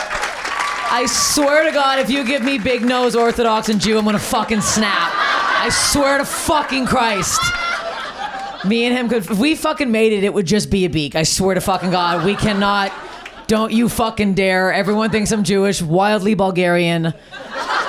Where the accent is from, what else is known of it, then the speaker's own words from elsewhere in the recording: Canada; I'm Canadian